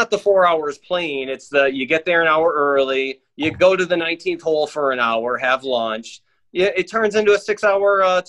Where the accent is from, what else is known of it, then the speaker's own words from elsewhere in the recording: Midwest, United States; moved away as an adult; also born or lived in Greenville, South Carolina; now in Florida, United States; I'm a Midwesterner, came down here in 2000.